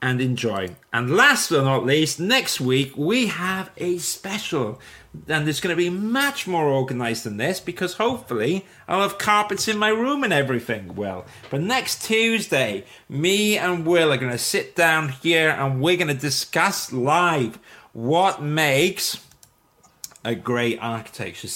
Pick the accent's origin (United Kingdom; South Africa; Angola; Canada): United Kingdom; Wales; I'm Welsh. I can't even speak Welsh